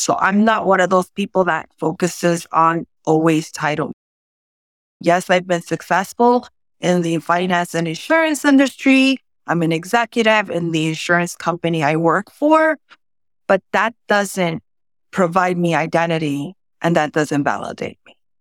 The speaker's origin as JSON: {"language": "English", "town": "New York City", "region": "New York", "country": "United States", "tie": "born or raised there", "first_language": "Spanish", "second_language": "English", "said": "I'm originally from the South Bronx"}